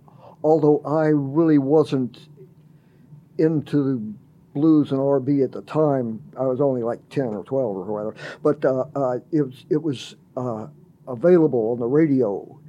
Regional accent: Memphis, Tennessee, United States; also born or lived in New Orleans, Louisiana; now in Northwest Arkansas, United States; I grew up in Memphis.

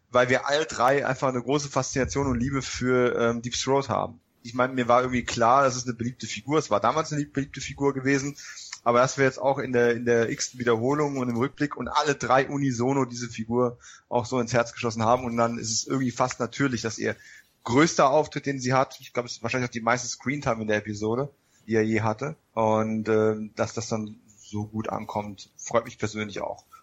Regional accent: Bavaria, Germany; Ihr wisst ja, ich komme aus Bayern, ne?

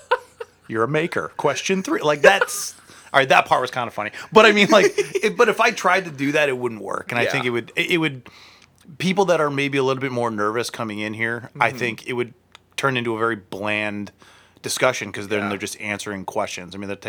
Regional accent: United Kingdom; Yes. I'm actually British, and I do that, like, the American accent.

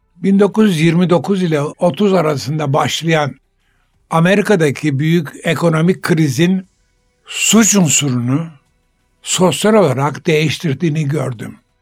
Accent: Istanbul, Turkey; ben 3 asırdan beri İstanbul'da yaşayan bir ailenin çocuğuyum.

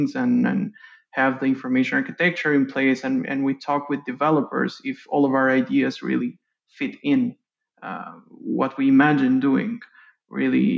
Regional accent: Tirana, Tirana County, Albania; now in Austin, United States; I grew up in Tirana, Albania

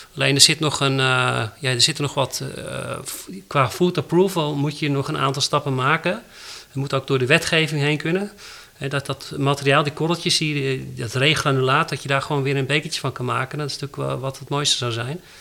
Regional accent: Netherlands; wij als Nederlanders

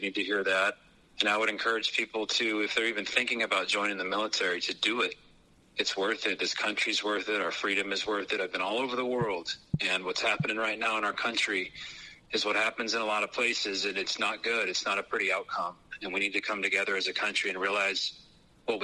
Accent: West Texas, United States; when I was a kid, I grew up in West Texas

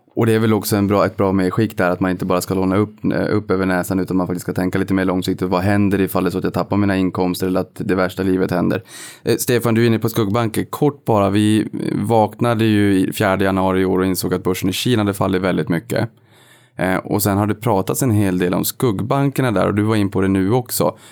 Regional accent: Boden, Norrbotten County, Sweden; moved away; när jag var hemma i Boden för ett antal år sedan

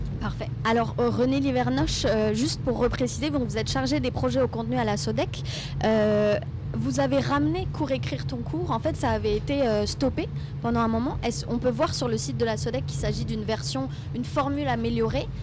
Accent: Breton, Brittany, France; je suis bretonne

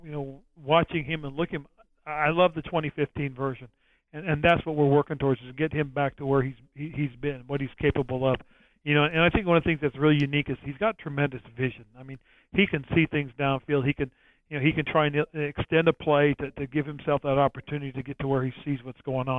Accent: San Francisco Bay Area, California, United States; it was in my hometown area

